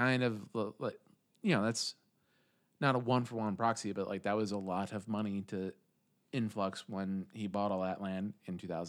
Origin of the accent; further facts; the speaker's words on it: Canton, United States; born or raised there